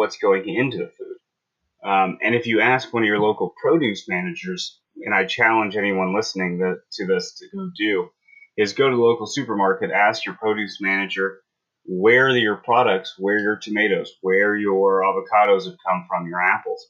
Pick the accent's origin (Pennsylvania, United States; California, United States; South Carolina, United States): California, United States; San Diego; moved away; also born or lived in Port Townsend, Washington; I grew up in San Diego